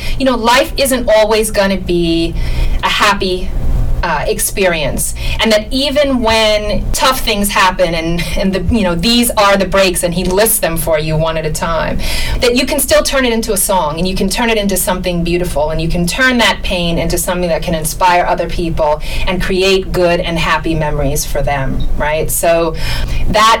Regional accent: New York City, New York, United States; also born or lived in Brooklyn, New York; I was born in Brooklyn, New York, raised in Queens.

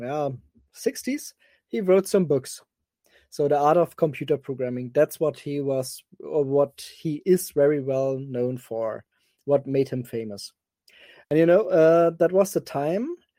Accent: Cologne, North Rhine-Westphalia, Germany; I'm from Germany, I'm more exactly from Cologne

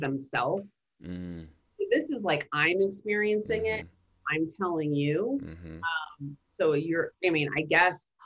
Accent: New York City, New York, United States; I'm from Brooklyn

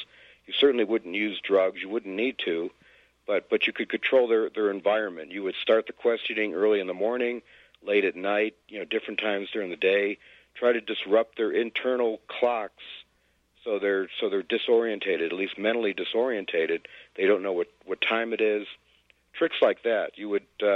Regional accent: United States; As an American, as a Westerner

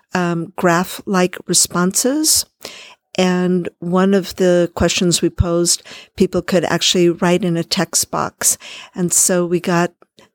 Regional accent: California, United States; I'm from California

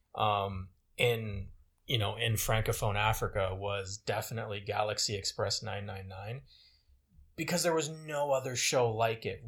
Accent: Côte d’Ivoire; moved away; where I grew up in Cote d'Ivoire

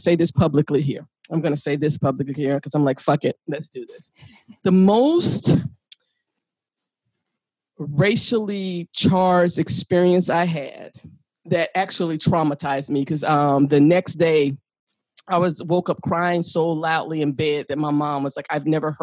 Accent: the South, United States; I'm from the South.

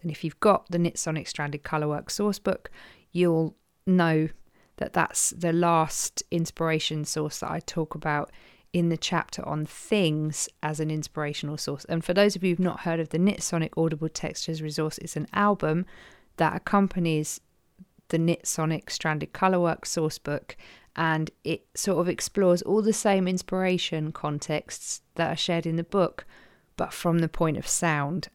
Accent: Croydon, London, United Kingdom; accent: Croydon; my Croydon accent

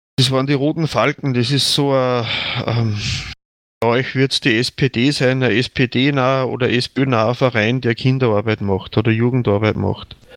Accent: Attnang-Puchheim, Upper Austria, Austria; moved away as an adult; also born or lived in Lenzing; now in Bad Ischl, Austria; ich bin jetzt ungefähr 60 Kilometer von meinem Heimatort weg, also wo ich geboren bin

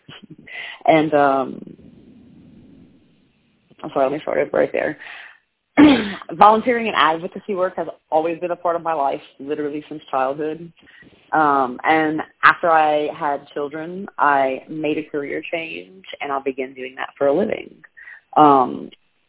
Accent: Judice, Louisiana, United States; also born or lived in Ossun, Louisiana; I grew up in Judice, Louisiana, which is a very small rural community just outside of Lafayette

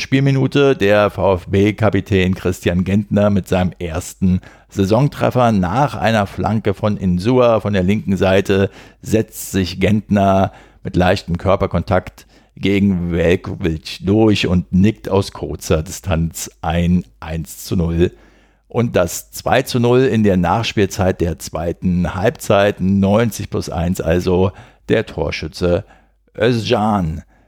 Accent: Berlin, Germany; Als Berliner und demzufolge Flachlandtiroler

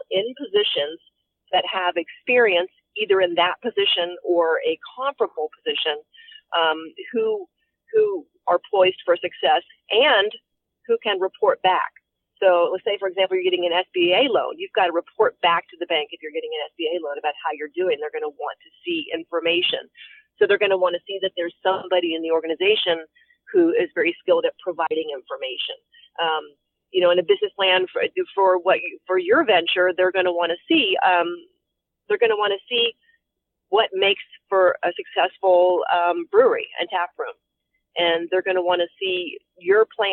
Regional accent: Frederick, Maryland, United States; Frederick County, Maryland, which is which is my hometown, is Frederick City

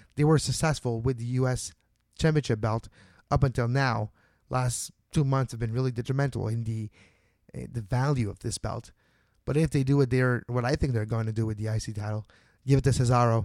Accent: Montreal, Quebec, Canada; my hometown of Montreal

